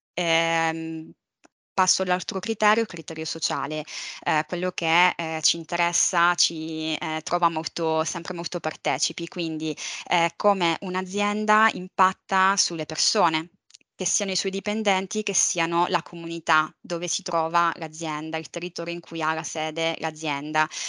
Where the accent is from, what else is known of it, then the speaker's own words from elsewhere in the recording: Palermo, Sicily, Italy; also born or lived in Valencia; sono nata e cresciuta a Palermo